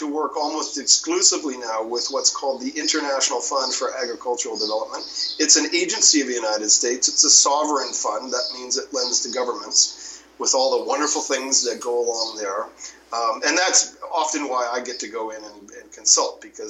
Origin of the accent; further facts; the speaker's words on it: Canada; moved away as an adult; now in Mexico; I'm a Canadian, but I've lived 20 years in Mexico.